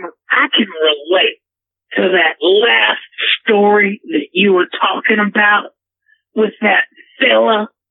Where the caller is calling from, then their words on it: Oklahoma City, Oklahoma, United States; I'm calling from Oklahoma City, Oklahoma.